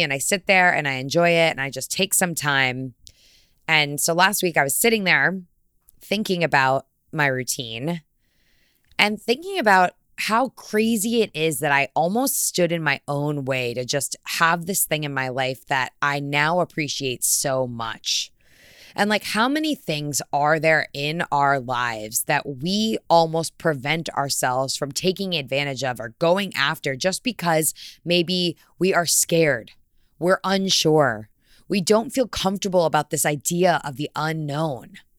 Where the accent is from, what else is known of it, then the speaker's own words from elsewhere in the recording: Fairfield County, Connecticut, United States; I'm from Fairfield County, Connecticut.